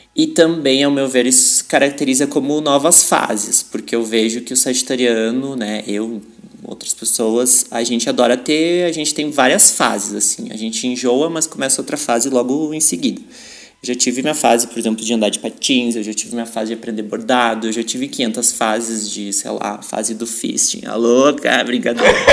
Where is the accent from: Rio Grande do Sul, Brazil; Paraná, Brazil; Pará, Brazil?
Rio Grande do Sul, Brazil; São Leopoldo; Eu sou de São Leopoldo, Rio Grande do Sul